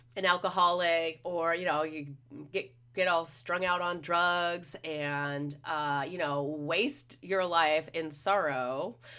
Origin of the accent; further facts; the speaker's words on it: Los Angeles, California, United States; I'm from the Los Angeles, Orange County area